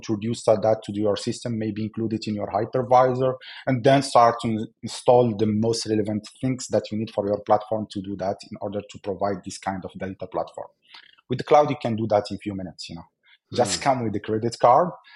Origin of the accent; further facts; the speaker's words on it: Algeria; I'm from Algeria